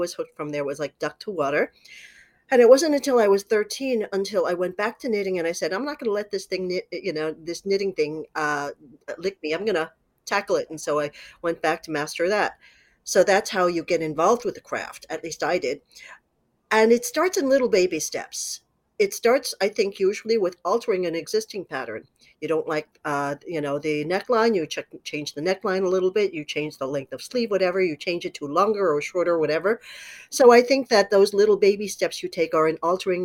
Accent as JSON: {"language": "English", "town": "New York City", "region": "New York", "country": "United States", "tie": "born or raised there", "said": "I grew up in New York City's garment industry"}